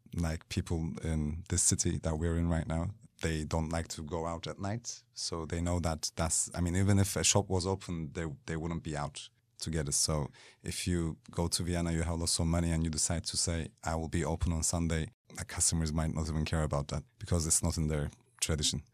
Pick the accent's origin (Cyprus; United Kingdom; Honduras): Cyprus; Kyrenia, Kyrenia District; moved away; also born or lived in Istanbul; I was born in Istanbul, but I grew up in Cyprus